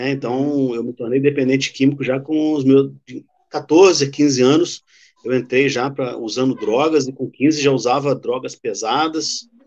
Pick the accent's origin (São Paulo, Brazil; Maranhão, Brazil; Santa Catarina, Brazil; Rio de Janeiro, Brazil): Rio de Janeiro, Brazil; Já deve ter dado para perceber pelo meu, meu sotaque que eu não sou daqui do Paraná, que eu sou lá do Rio.